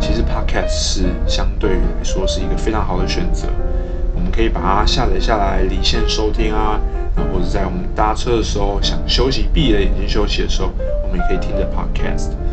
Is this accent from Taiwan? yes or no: yes; Taiwan; 因为我们身处在海岛型国家